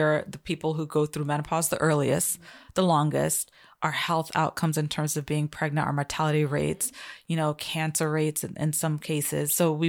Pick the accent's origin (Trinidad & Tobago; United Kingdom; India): Trinidad & Tobago; I'm from Trinidad.